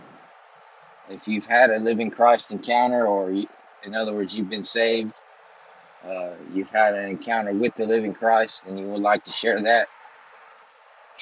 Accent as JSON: {"language": "English", "region": "East Texas", "country": "United States", "tie": "born or raised there", "also_born_or_lived": "Chico, California", "said": "I was born in Chico, California, and I was raised in East Texas"}